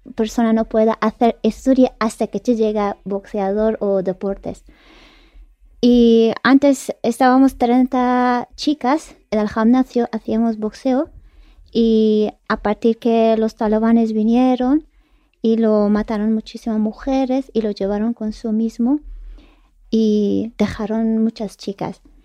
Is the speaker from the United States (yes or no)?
no; Kabul, Afghanistan; Spanish is a second language; moved away as an adult; now in Spain; Mi padre es de Parwan, mi madre ah. es de Panjshir y yo nací en Kabul